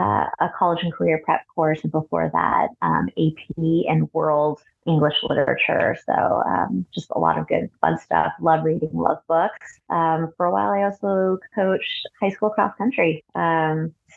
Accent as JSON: {"language": "English", "town": "Cupertino", "region": "California", "country": "United States", "tie": "born or raised there", "also_born_or_lived": "San Francisco / Boston / Alameda", "said": "I was born in San Francisco, raised along the peninsula, mostly in Cupertino"}